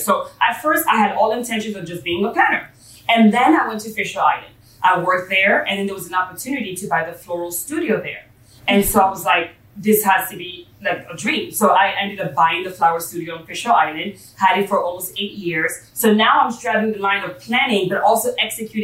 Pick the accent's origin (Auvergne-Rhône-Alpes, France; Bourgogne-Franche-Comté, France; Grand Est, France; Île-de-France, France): Île-de-France, France; Paris; moved away; I have the kind of, you know, European background, growing up in Paris